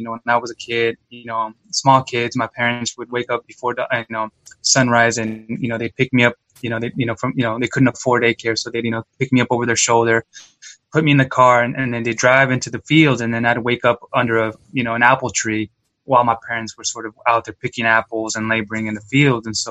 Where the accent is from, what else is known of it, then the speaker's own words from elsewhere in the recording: Yakima, Washington, United States; I was born and raised in Yakima, Washington, to immigrant parents